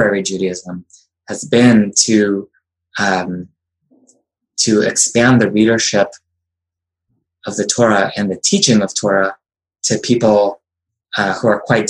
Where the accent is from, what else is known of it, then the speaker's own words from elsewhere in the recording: Cleveland, Ohio, United States; also born or lived in Israel; now in New York City, United States; I immigrated from Israel as a baby with my Israeli-born parents. I grew up in suburban Cleveland